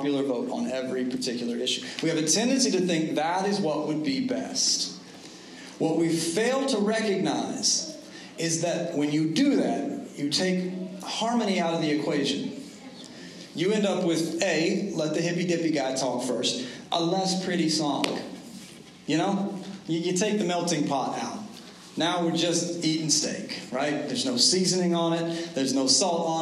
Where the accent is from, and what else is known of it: United States